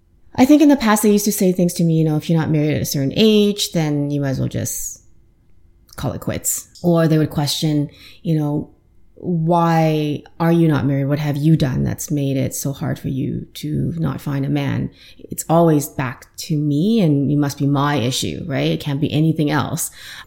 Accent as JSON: {"language": "English", "town": "Saskatoon", "region": "Saskatchewan", "country": "Canada", "tie": "born or raised there", "also_born_or_lived": "Guangzhou, China / Ottawa, Canada", "moved": "as an adult", "lives_now": "Toronto, Canada", "said": "I was born in China, mainland China. Then I moved to Saskatoon. So that's where I'm from. My parents are from Saskatchewan."}